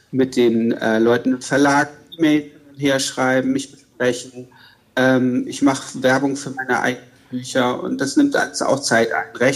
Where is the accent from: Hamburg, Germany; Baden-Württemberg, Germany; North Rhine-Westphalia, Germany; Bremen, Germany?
Hamburg, Germany; now in Berlin, Germany; Ich wohne in Berlin. Also ich komme eigentlich aus Hamburg ähm, und man ist dann eigentlich auch immer ziemlich lokalpatriotisch und viele Hamburger bleiben ihr Leben lang